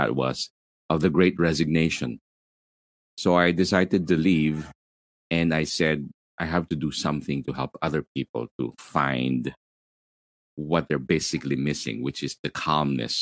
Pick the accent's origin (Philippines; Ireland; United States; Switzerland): Philippines; Manila, Metro Manila; I'm from Manila, Philippines. I'm in the southern part of Manila, Philippines